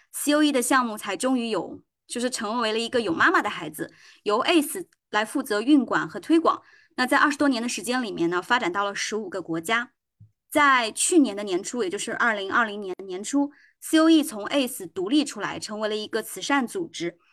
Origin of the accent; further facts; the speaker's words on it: Anqing, Anhui, China; 我是来自于两弹元勋，邓家先先生的故乡安徽安庆